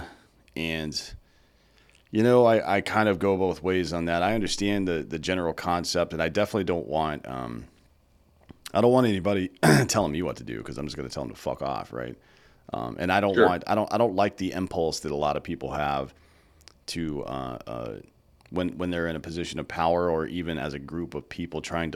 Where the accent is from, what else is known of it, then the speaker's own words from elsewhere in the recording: the South, United States; I was raised in the South.